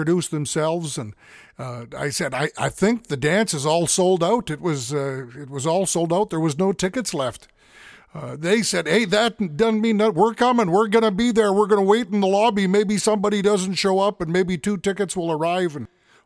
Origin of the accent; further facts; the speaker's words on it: St. Paul, Alberta, Canada; also born or lived in Edmonton; I come from St. Paul, Alberta, up in cold Canada here in December